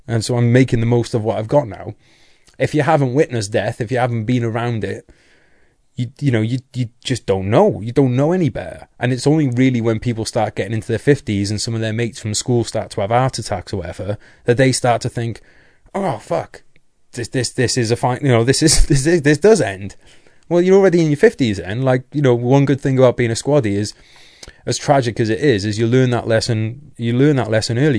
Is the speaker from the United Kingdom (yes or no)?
yes; North Wales, United Kingdom; I'm from North Wales